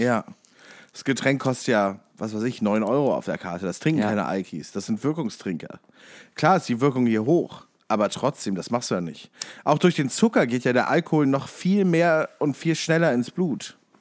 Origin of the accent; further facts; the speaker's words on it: near Kassel, Hesse, Germany; ich bin ja in der Nähe von Kassel aufgewachsen